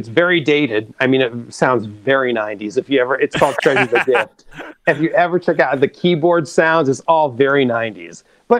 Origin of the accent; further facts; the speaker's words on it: Cleveland, Ohio, United States; moved away; I'm from Cleveland, Ohio.